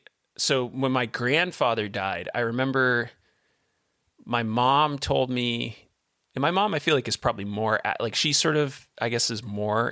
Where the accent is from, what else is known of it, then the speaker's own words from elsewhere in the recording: Vermont, United States; we grew up in Southern Vermont. So a lot of the old farmhouses are 200 plus years old.